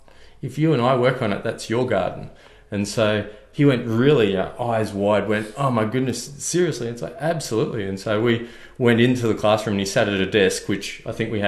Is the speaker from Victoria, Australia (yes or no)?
yes; Victoria, Australia; now in Queensland, Australia; Originally from Victoria, so a bit like yourself, this isn't my natural home